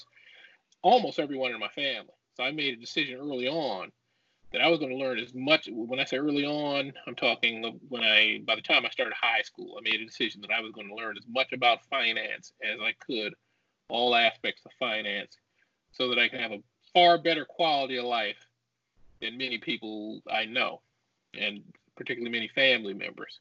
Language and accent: English; Detroit, Michigan, United States; also born or lived in Charleston, West Virginia / Brooklyn, New York / Farmington Hills, Michigan / Florida State University; My father got an opportunity in Detroit, so that's what took us to Detroit. So I lived there till I was 14, and then we moved to a suburb called Farmington Hills.